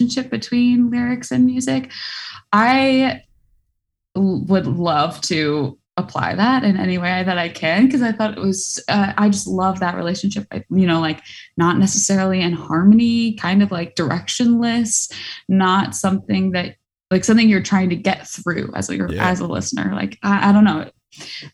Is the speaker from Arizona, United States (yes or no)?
no; Hudson Valley, New York, United States; also born or lived in Boston; now in New York City, United States; I grew up in the Hudson Valley in New York, so not far from here